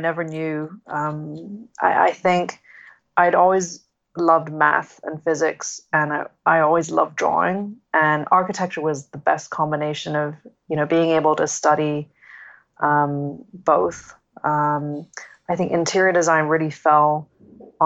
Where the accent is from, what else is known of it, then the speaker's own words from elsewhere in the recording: Hong Kong; also born or lived in United Kingdom / United States; I grew up in Hong Kong. My parents, they're still here. I was educated in the UK and then in the US, but yeah, I've spent most of my life in Hong Kong